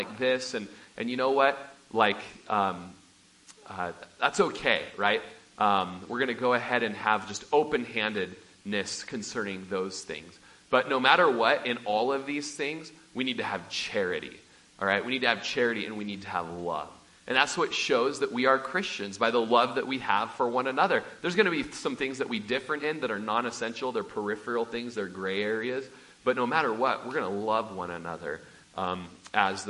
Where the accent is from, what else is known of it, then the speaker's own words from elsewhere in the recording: Klamath Falls, Oregon, United States; moved away; I'm from South Po Valley by Bonanza in Klamath Falls, Oregon. It's where we had a large family ranch